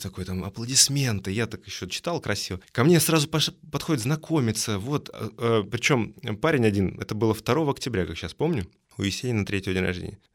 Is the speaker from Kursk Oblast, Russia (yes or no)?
yes; Kursk, Kursk Oblast, Russia; moved away as an adult; also born or lived in Moscow; Я переехал из города Курска, откуда я родом, в Москву